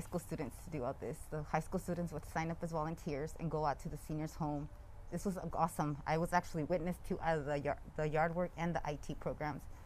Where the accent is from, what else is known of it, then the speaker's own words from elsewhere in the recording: Lompoc, California, United States; born and raised in the Lompoc area, yeah. North County